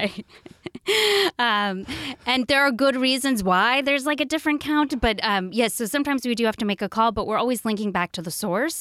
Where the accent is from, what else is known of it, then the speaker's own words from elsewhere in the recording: Oregon, United States; also born or lived in Washington, D.C.; now in Seattle, United States; I'm from Oregon, back to the Pacific Northwest